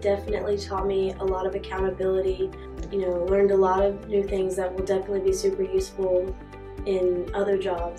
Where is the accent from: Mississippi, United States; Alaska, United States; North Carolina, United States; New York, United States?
Mississippi, United States; Richland; I am from Richland, Mississippi.